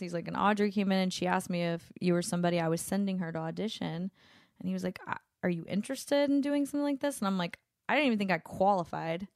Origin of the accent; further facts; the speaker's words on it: Louisiana, United States; moved away; my hometown, um, 'cause I'm from Louisiana